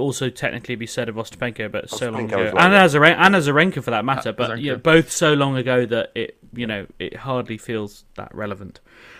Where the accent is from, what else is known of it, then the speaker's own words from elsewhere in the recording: Yorkshire and the Humber, United Kingdom; I am technically from Yorkshire as well. People don't know that and people don't believe it.